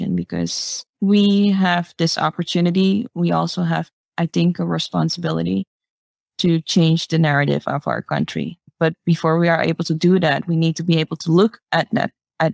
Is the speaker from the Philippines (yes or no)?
no; Suriname; I grew up here in Suriname